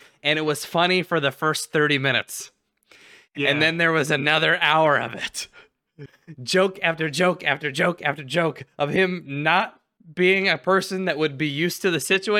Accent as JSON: {"language": "English", "region": "Alaska", "country": "United States", "tie": "born or raised there", "said": "growing up in Alaska."}